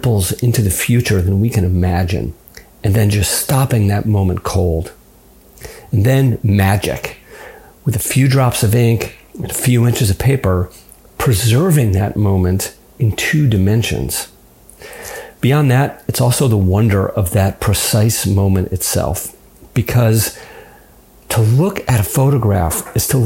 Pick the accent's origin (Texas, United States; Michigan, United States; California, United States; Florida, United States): California, United States; Los Angeles; I grew up in Los Angeles